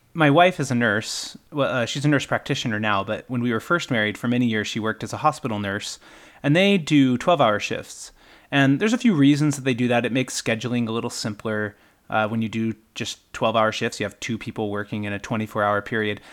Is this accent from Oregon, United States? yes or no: no; Utah, United States; moved away; also born or lived in Iowa / Kentucky; when we moved back to Utah from Iowa and Kentucky, where we had spent some time